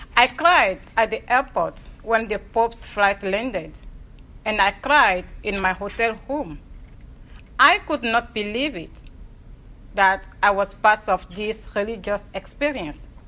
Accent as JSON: {"language": "English", "town": "Lomé", "region": "Maritime", "country": "Togo", "tie": "born or raised there", "also_born_or_lived": "Dubuque, Iowa, United States", "moved": "as an adult", "lives_now": "United States", "said": "I was born and raised in Lomé, the capital city of Togo in West Africa"}